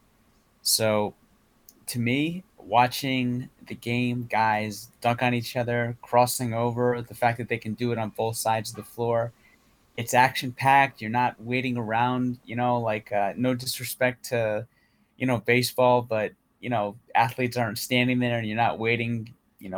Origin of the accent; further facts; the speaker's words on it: New York, United States; growing up in New York